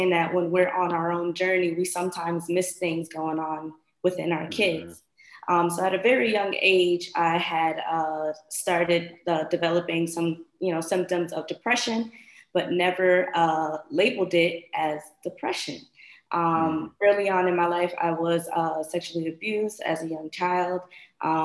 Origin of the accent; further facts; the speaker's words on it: Bridgeport, Connecticut, United States; moved away as an adult; now in Florida, United States; I am originally from Bridgeport, Connecticut, recently relocated to Florida.